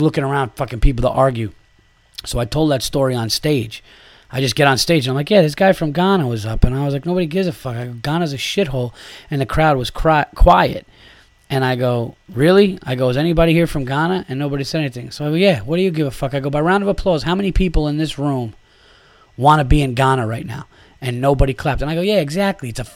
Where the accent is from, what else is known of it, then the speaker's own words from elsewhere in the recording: New York, United States; I am a New Yorker